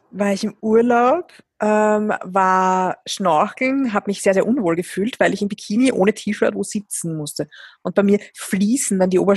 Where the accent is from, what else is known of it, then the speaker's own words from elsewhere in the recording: Vienna, Austria; ich bin jahrelang durch Wien gelaufen, meine Heimatstadt